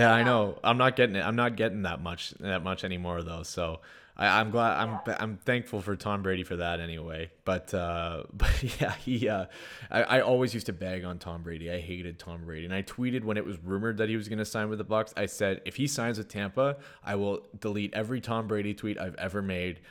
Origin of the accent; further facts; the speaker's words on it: Sudbury, Ontario, Canada; moved away; also born or lived in Toronto, Canada; I came from Sudbury right when I moved to Toronto